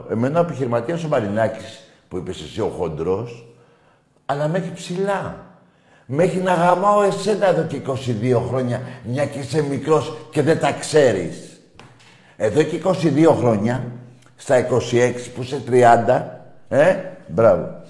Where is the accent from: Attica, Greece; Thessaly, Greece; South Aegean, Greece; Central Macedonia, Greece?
South Aegean, Greece; Rhodes; Είμαι ο Παναθηναϊκός από τη Ρόδο και να μιλήσουμε για φέτος.